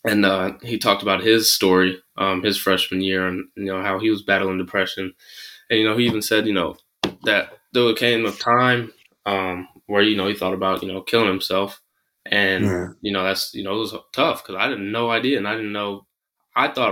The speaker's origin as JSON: {"language": "English", "town": "San Francisco", "region": "California", "country": "United States", "tie": "born or raised there", "also_born_or_lived": "Manchester, United Kingdom", "said": "I ended up growing up in San Francisco"}